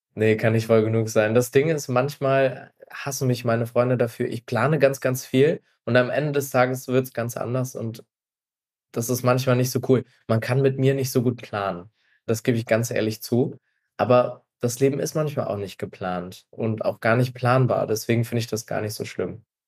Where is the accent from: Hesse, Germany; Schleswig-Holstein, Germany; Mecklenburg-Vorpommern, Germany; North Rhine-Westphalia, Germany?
Mecklenburg-Vorpommern, Germany; Stralsund; moved away as an adult; now in Berlin, Germany; ich bin ein Ostseekind. Ich bin in Straßen groß geworden, also da, wo man FKK an der Ostsee noch ganz groß schreibt